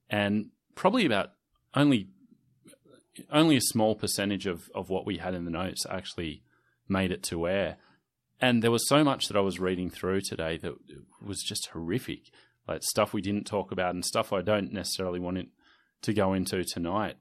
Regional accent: Sydney, New South Wales, Australia; I certainly felt that snobbery growing up in the Inner West

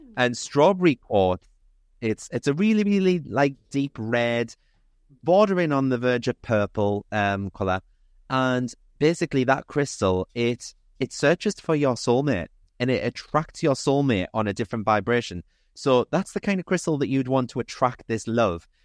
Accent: Newcastle upon Tyne, North East England, United Kingdom; I'm thirty-six, I'm from Newcastle

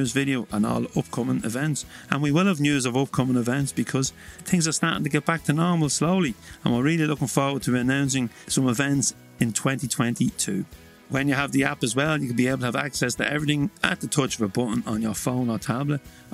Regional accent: Drogheda, Leinster, Ireland; my hometown of Drogheda

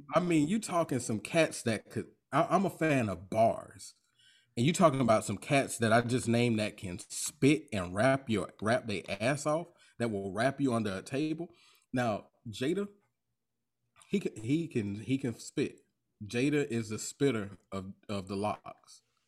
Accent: Jacksonville, Florida, United States; I'm from Duval County. I'm from Florida. Right. I'm 904 representative, Florida boy.

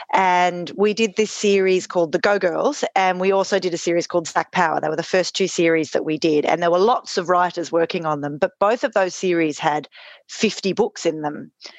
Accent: Australia; even though we're both Australian, as you can hear from our funny accents, … lives in Germany and I live in Australia.

